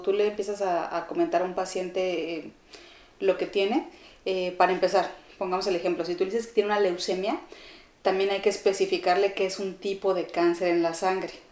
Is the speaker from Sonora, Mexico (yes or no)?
no; Chihuahua, Mexico; born or raised there; moved away as an adult; also born or lived in Ciudad Juárez, Mexico; now in Mexico City, Mexico